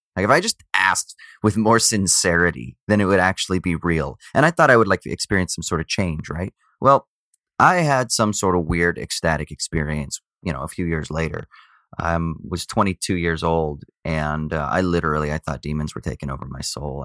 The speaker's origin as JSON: {"language": "English", "area": "South Orange County", "region": "California", "country": "United States", "tie": "born or raised there", "also_born_or_lived": "Glendora, California / Garden Grove, California / Newport Beach, California / Laguna, California", "said": "Then moved to Newport Beach when I was, uh, around five, something like that, so then South Orange County, so then total yuppie, middle class, uh, yuppie upbringing"}